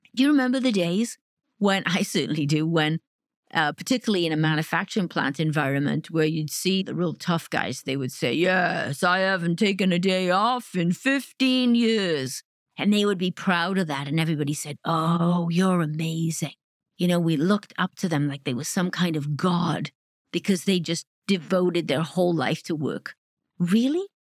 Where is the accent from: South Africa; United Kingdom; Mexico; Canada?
United Kingdom; Wales; now in Detroit, United States; I grew up in Wales